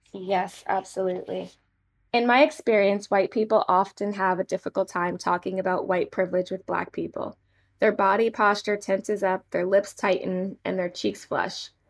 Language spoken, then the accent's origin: English; Manassas, Virginia, United States; I'm from Manassas, Virginia